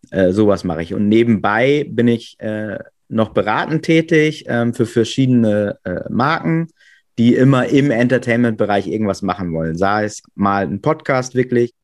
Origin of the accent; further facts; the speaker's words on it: Coesfeld district, Münsterland, North Rhine-Westphalia, Germany; moved away as an adult; now in Hamburg, Germany; ich bin 1979 äh, in Münster geboren, ganz äh, klassisch. Mhm. Und habe dann auch äh, meine ersten zwei Lebensjahre da gelebt und dann sind wir in so ein kleines Dörfchen, so, so Richtung Kreis Coesfeld, immer noch Münsterland. Ähm, genau, und da habe ich quasi meine ganze Kindheit und Jugend verbracht.